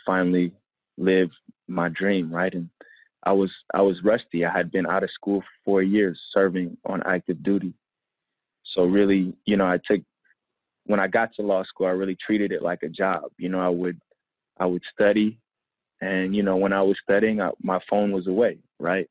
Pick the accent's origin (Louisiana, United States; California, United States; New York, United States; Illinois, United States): California, United States; Oakland; also born or lived in Compton, United States / Los Angeles, United States / Washington State, United States; So I, I kind of identify with Oakland, you know, as my as where I spent my formative years. I went to Berkeley High